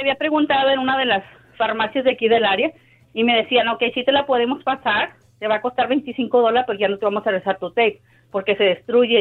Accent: San Fernando, Tamaulipas, Mexico; moved away as an adult; now in Houston, United States; Yo soy de San Fernando, Tamaulipas

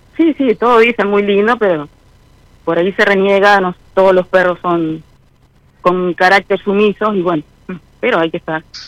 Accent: Santa Fe, Argentina; Sí, de Santa Fe Capital

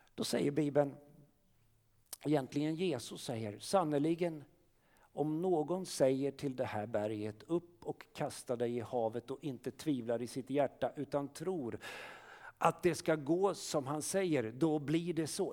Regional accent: Sweden; som svenskar, vi är födda här

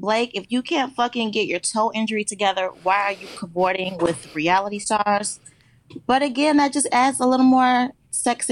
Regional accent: Detroit, Michigan, United States; I'm from Detroit

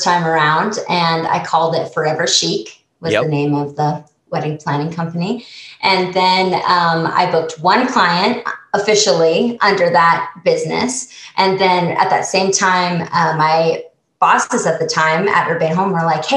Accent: Salt Lake City, Utah, United States; moved away as an adult; also born or lived in Bozeman, Montana; now in Utah, United States; I grew up in Salt Lake City, Utah, went to school at the University of Utah

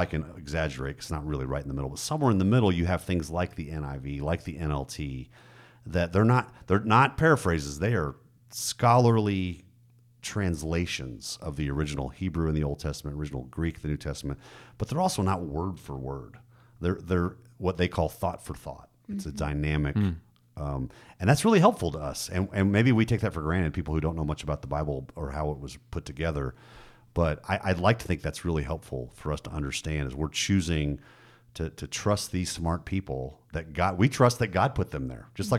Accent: Germany; Like, I grew up in Germany.

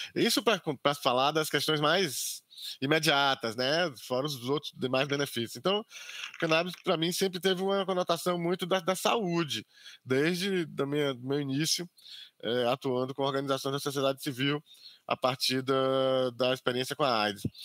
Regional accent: Camacã, Bahia, Brazil; eu sou natural aqui do interior da Bahia, é, de Camacã, no interior da Bahia

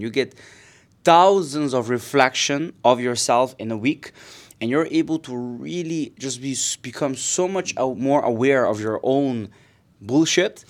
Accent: Aruba; moved away as an adult; also born or lived in Netherlands; now in Barcelona, Spain; I am originally from Aruba, it's tiny, uh, tiny, beautiful island in the Caribbean. This is where I, I grew

